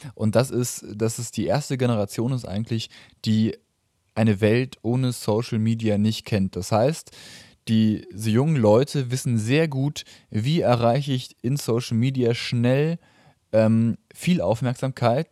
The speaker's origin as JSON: {"language": "German", "country": "Germany", "said": "ich jetzt als Deutscher"}